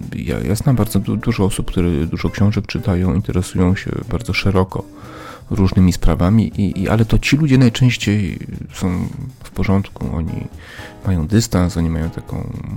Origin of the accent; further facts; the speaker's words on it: Przemyśl, Subcarpathian Voivodeship, Poland; moved away; moje rodzinne miasto Przemyśl